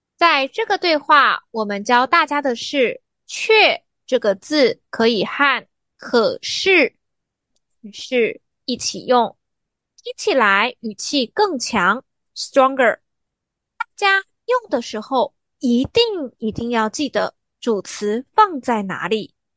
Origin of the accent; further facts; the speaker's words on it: Taiwan; 按照我们台湾人的传统，那天放假，大部分的人得回家乡去扫墓